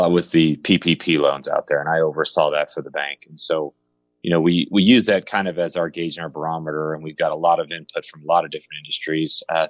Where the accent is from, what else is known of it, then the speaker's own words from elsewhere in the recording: Colorado, United States; now in Kansas City, United States; I'm from Colorado area originally, but moved around a lot. My dad was with the airline industry, but ended up moving to Kansas City to go to Rockhurst University.